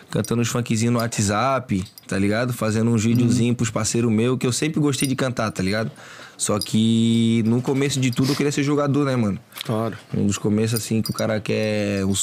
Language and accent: Portuguese; Florianópolis, Santa Catarina, Brazil; also born or lived in Agronômica, Florianópolis; now in Palhoça, Brazil; Eu nasci no centro. Só. Aí é no Morro do Mocotó, tá ligado? Pode crer. Aí depois, pequeno, eu saí de lá e fui lá pra Agronômica.